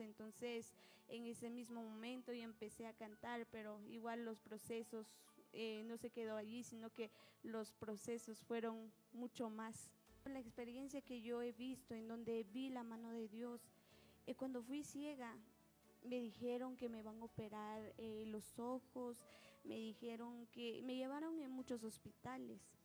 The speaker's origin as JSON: {"language": "Spanish", "town": "Nahualá", "region": "Sololá", "country": "Guatemala", "said": "yo soy de Nahualá. El lugar en donde vivo se llama Cantón Racantacacho, Aningualá"}